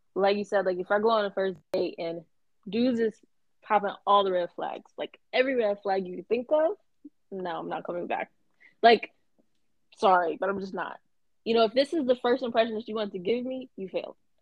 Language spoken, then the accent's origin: English; Atlanta, Georgia, United States; I'm 24 from Atlanta